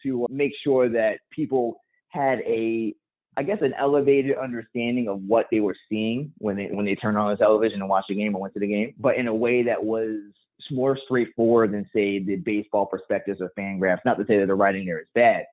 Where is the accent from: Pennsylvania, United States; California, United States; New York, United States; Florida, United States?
New York, United States; I'm from New York as well. Like, I grew up reading the Daily News